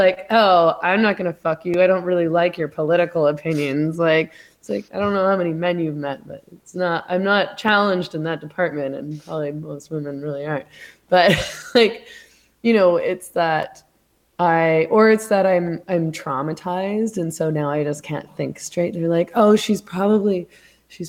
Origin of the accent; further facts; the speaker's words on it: Canada; I'm Canadian